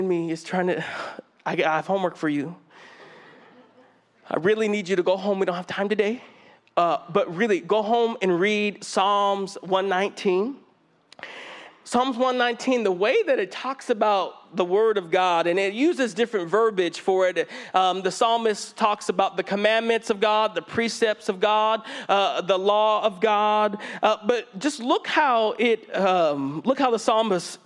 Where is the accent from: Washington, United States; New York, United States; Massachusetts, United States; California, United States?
California, United States; Fresno; growing up in Fresno, it's definitely a different religious climate than the Bay Area